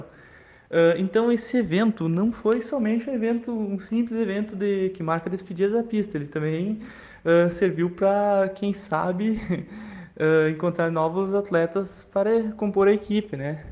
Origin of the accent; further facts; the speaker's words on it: Campina das Missões, Rio Grande do Sul, Brazil; sou natural da cidade de Campinas das Missões